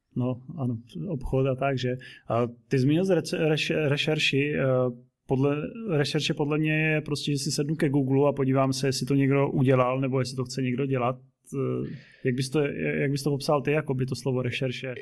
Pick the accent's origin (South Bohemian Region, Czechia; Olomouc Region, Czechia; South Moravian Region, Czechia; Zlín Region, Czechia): Zlín Region, Czechia; Zlín; jsem úplně z opačného skoro konce republiky ze Zlína